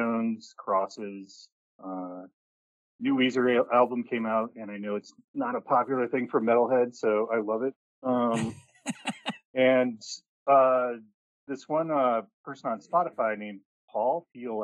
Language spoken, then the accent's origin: English; Milwaukee, Wisconsin, United States; also born or lived in New York City; now in Columbus, United States; I grew up in Milwaukee, Wisconsin